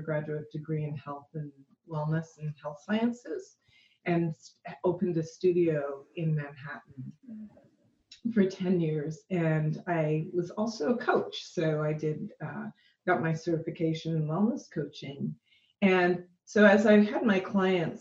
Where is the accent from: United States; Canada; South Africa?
Canada; Toronto, Ontario; I was born in Toronto, Canada